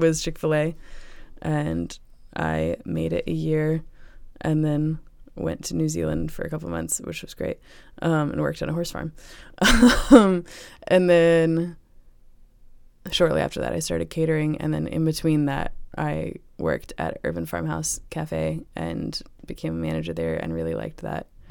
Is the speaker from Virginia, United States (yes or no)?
yes; Chesterfield, Virginia, United States; I grew up in Chesterfield, Virginia